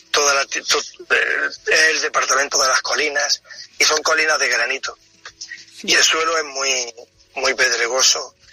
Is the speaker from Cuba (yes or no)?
no; Granada, Andalusia, Spain; moved away as an adult; also born or lived in Niger; now in Benin; Pues yo soy de Granada. Tengo 56 años. Llevo 32 años en África, que llegué. He estado en periodos en España